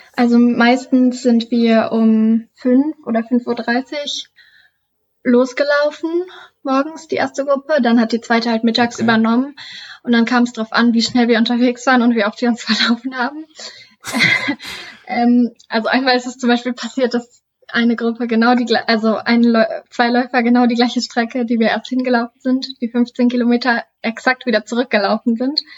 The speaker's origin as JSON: {"language": "German", "town": "Duderstadt", "region": "Lower Saxony", "country": "Germany", "moved": "as an adult", "lives_now": "Hannover, Germany", "said": "Ich bin 22 Jahre alt und komme aus Duderstadt, wohne und studiere aktuell noch in Hannover"}